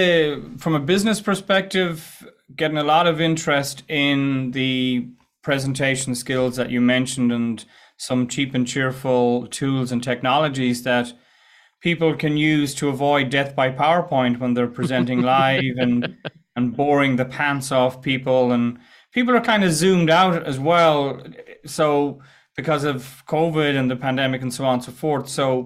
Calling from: west of Ireland, Ireland; Yes, indeed. I am in the west of Ireland, Begara, and all that good stuff.

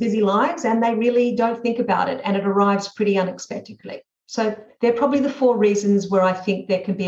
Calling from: Sydney, New South Wales, Australia; I'm speaking from Sydney and sunny Australia

